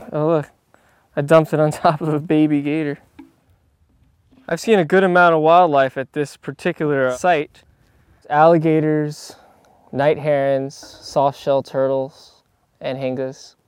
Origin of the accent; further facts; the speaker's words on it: South Florida, United States; I grew up in the South Florida area